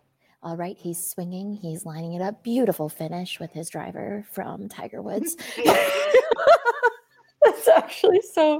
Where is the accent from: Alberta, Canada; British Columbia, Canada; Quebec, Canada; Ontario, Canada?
Alberta, Canada; Cochrane; moved away; growing up in Canada and in small towns. Like, Renee and I both grew up in Cochrane